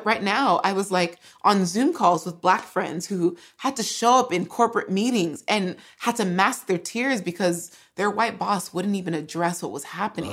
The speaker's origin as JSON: {"language": "English", "region": "California", "country": "United States", "tie": "born or raised there", "first_language": "English", "said": "I grew up in California"}